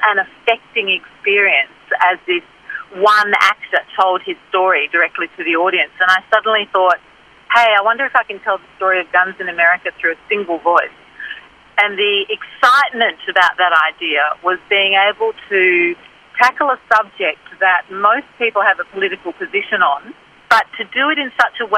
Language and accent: English; Australia; I'm an Australian